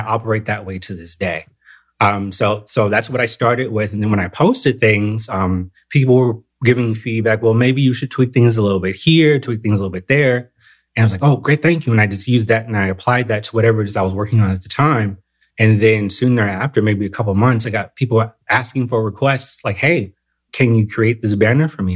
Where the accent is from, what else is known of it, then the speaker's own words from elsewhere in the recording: Southern California, United States; moved away; I'm originally from Southern California